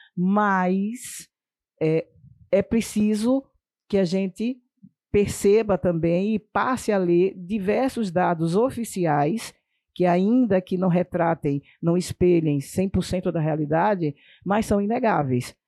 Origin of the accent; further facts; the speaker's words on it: Sergipe, Brazil; na minha terra, lá em Sergipe